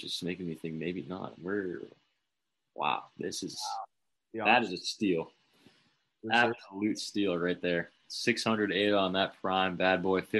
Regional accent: Boston area, Massachusetts, United States; We're both from the Boston area

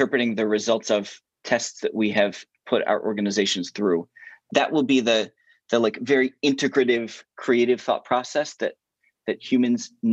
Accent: Hereford, Maryland, United States; also born or lived in Philadelphia; I grew up 30 minutes north of Baltimore in a little place called Hereford, Maryland

